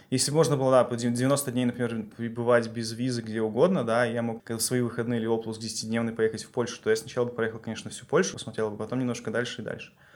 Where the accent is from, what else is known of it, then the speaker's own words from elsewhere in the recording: Belarus; с точки зрения белоруса